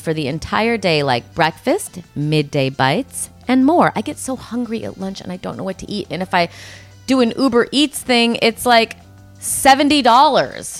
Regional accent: Rockford, Illinois, United States; I grew up in Rockford

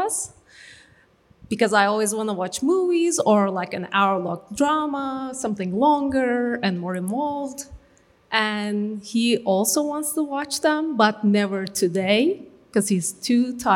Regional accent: Turkey; moved away; I'm from Turkey

